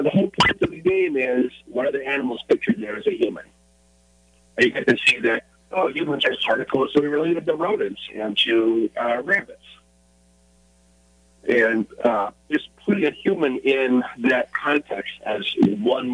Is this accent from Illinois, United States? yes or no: yes; Illinois, United States; also born or lived in Minneapolis, Minnesota; now in Seattle area, United States; I grew up in Illinois, but I went to school in Minnesota and lived in Minneapolis for a while.